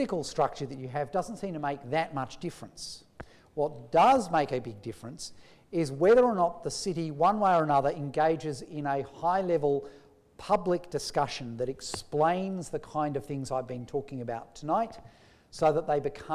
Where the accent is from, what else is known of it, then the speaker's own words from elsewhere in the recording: Australia; as an Australian